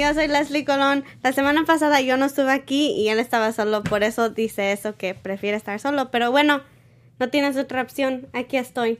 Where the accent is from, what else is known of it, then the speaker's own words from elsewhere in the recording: Mexico; now in San Diego, United States; yo como soy mexicana